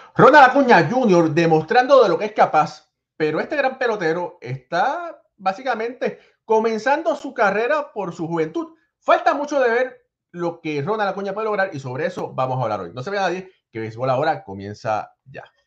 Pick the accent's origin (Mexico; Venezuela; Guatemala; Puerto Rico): Puerto Rico; querida Puerto Rico, también mi tierra